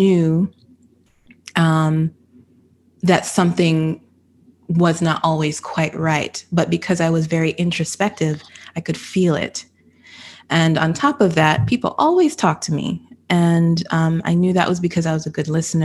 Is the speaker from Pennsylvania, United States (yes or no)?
no; Florida, United States; also born or lived in California / Jamaica; I was born in Cali. My mother moved us back to Florida because we had to be close to, you know, the family. So my family's from Jamaica